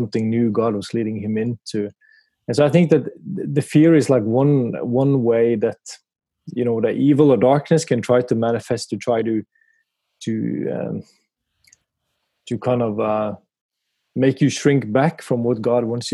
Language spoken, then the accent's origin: English; Kristiansand, Agder, Norway; moved away; I grew up in Kristiansand in the southern part of Norway